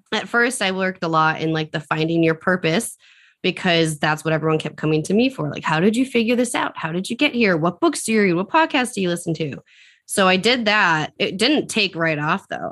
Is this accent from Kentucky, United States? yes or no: no; Central Massachusetts, United States; I'm from Central Massachusetts.